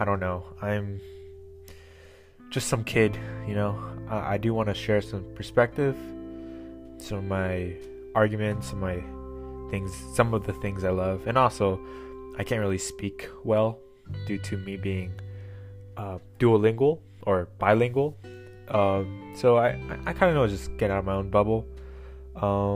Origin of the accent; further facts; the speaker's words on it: Portland, United States; I'm from Portland